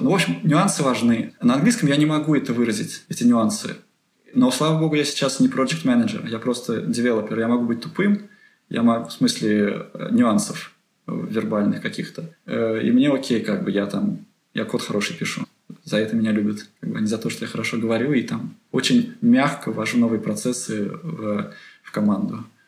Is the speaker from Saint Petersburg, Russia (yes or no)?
no; Penza, Penza Oblast, Russia; moved away as an adult; now in Delft, Netherlands; я из Пензы, э, это не очень большой город